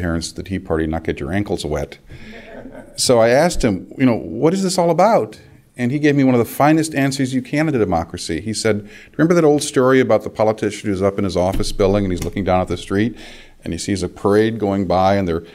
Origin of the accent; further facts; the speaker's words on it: California, United States; I grew up in California, as Ed did